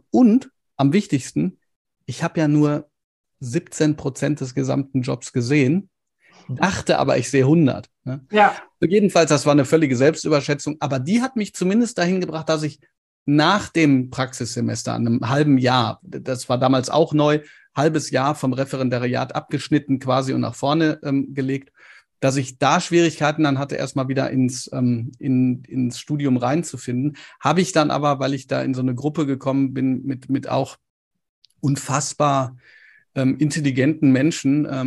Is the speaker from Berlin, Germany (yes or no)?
no; Ruhr area, North Rhine-Westphalia, Germany; ich weiß, ich komme auch aus dem Pott, von daher.